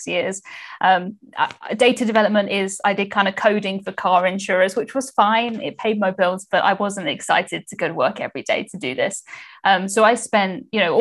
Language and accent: English; England, United Kingdom; I'm from the UK, as you said. I am English.